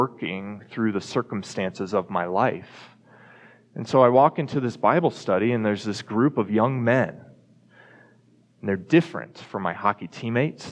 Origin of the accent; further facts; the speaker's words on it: Dallas, Texas, United States; moved away as an adult; also born or lived in Colorado; now in Fort Collins, United States; growing up in Texas